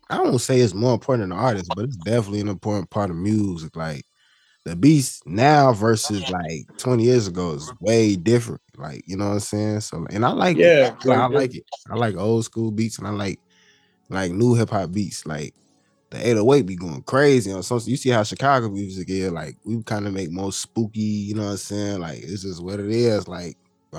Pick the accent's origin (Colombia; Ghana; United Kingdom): Ghana; being Ghanaian, being half and half, I don't have no type of discredit or dislikeness toward any of my people because I'm both.